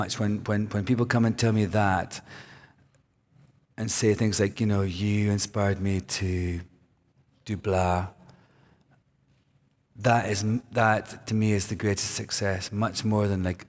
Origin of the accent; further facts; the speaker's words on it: Scotland, United Kingdom; now in United States; I'm from Scotland.